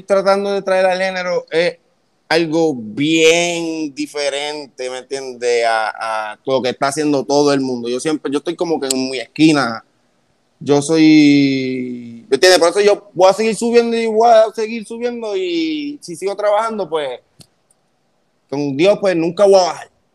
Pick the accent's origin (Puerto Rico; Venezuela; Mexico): Puerto Rico; Gurabo; yo soy de allá, de Gurabo